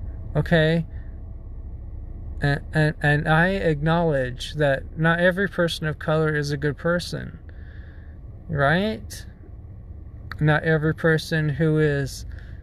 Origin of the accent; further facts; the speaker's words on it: United States; accent: American; I was raised in the United States